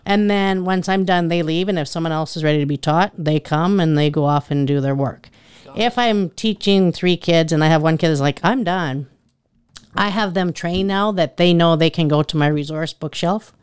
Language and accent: English; Richmond, Saskatchewan, Canada; moved away as an adult; also born or lived in Medicine Hat, Alberta / Watrous, Saskatchewan; now in Eyebrow, Canada; I'm originally from Richmond, Saskatchewan.